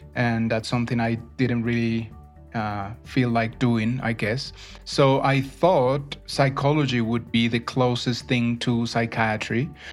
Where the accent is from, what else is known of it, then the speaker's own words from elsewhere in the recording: Bogota, Colombia; also born or lived in Neiva, Colombia; my family moved to Bogota when I was very little. I understand I was one year old. So I've been in Bogota for most, most part of my life, but I was born in Neiva